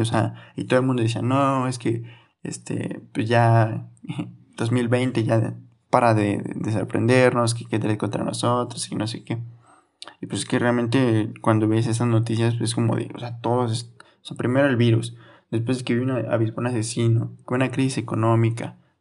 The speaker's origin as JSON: {"language": "Spanish", "town": "Orizaba", "region": "Veracruz", "country": "Mexico", "said": "aquí donde soy yo de Rizaba, Veracruz"}